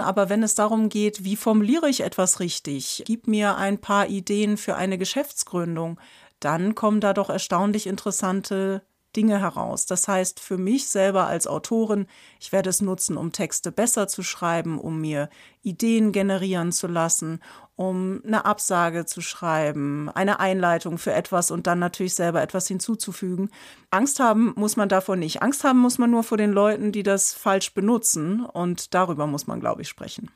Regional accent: Germany; als Deutsche

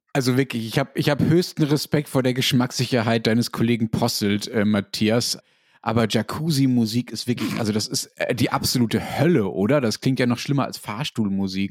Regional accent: Germany

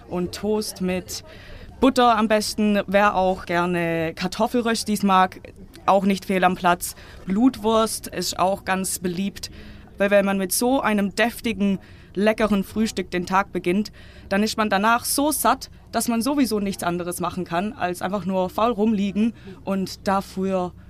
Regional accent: England, United Kingdom; also born or lived in Germany; Ich bin teilweise in England groß geworden. Meine Mutter kommt aus England und seitdem ich wieder in Deutschland wohne, seit 2013

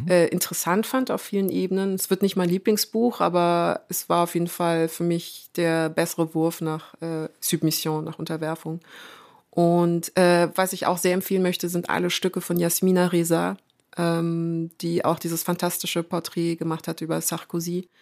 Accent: Munich, Bavaria, Germany; also born or lived in France; Und ich bin gebürtige Münchnerin

